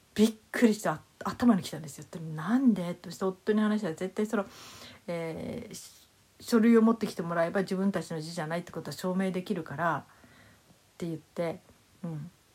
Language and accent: Japanese; Hokkaido, Japan; moved away; 私の実家はね北海道の同心を取ってたんですね